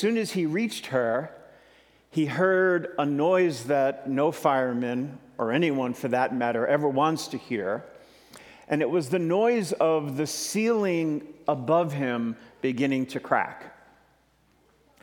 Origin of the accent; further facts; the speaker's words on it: New York City, New York, United States; I'm originally from Brooklyn, New York